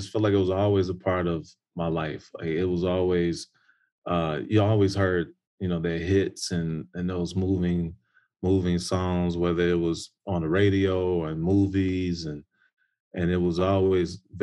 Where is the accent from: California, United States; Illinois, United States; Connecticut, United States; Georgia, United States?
Illinois, United States; Chicago; I'm from Chicago, Chi-Town